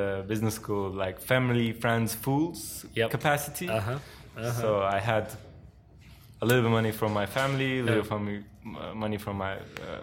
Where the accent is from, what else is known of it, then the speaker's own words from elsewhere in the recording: Turkey; English is a second language; moved away as an adult; also born or lived in United States; take it to my hometown, because I always thought, like, I have to go back to Turkey at some point